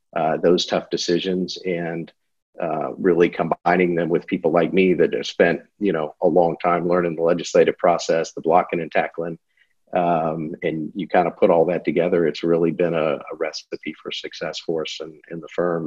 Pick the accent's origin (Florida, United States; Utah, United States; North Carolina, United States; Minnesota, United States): Florida, United States; Fort Myers; I grew up in the Fort Myers area